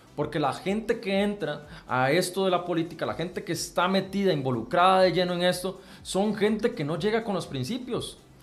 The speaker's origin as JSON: {"language": "Spanish", "country": "Costa Rica", "said": "como costarricenses"}